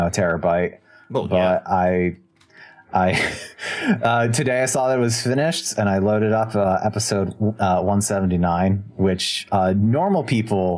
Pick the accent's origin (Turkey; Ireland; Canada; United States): United States; as an American